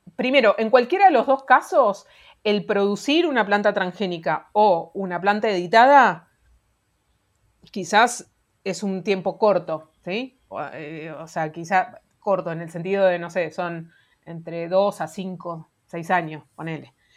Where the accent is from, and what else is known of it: Argentina